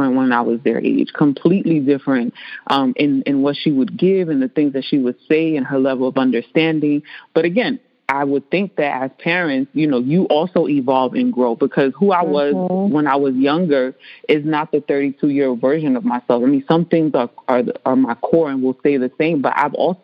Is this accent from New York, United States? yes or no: yes; New York City, New York, United States; first language Spanish; English is a second language; growing up in the Bronx